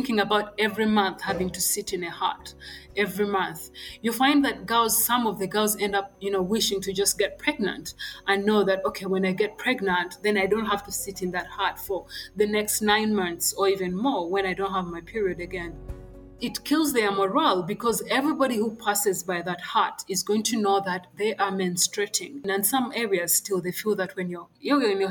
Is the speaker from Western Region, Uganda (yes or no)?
no; Kampala, Central Region, Uganda; I was born and raised in Kampala